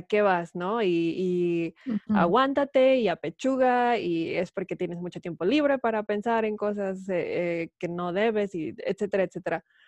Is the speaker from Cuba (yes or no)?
no; Mexico City, Mexico; yo crecí en la Ciudad de México